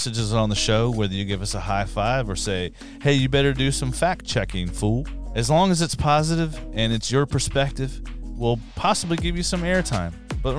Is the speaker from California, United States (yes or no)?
yes; Southern California, United States; also born or lived in San Diego; I grew up in Southern California. I was a punk rock kid.